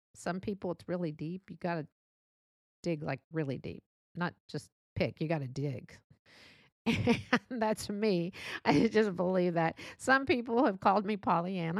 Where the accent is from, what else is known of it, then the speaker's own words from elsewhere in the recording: Texas, United States; accent: Texas; born and raised here in Texas